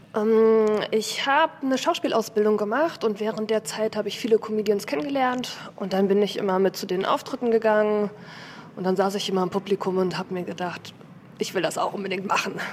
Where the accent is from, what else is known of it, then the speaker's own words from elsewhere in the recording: Hamburg, Germany; bin 35 Jahre alt und komme aus Hamburg